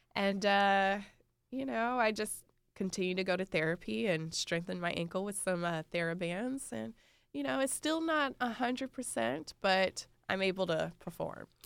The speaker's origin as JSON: {"language": "English", "region": "North Carolina", "country": "United States", "moved": "yes", "said": "I'm from North Carolina"}